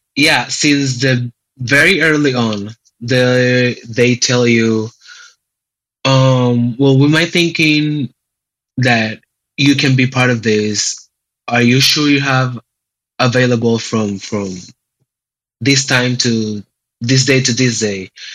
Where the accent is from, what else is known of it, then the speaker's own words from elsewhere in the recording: San Juan, Puerto Rico; moved away as an adult; now in Cleveland, United States; I was born and raised in San Juan, Puerto Rico, and I've been in Cleveland, a Cleveland resident for the last four years of my life